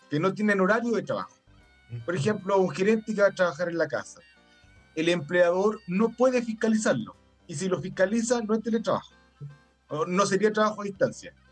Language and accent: Spanish; Chile; Bueno, que nosotros somos chilenos, no somos ni daneses ni finlandeses.